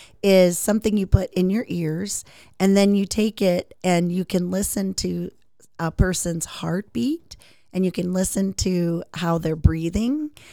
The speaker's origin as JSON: {"language": "English", "town": "Aurora", "country": "United States", "tie": "born or raised there", "said": "But I grew up in Aurora, which isn't too far from where you live or I live."}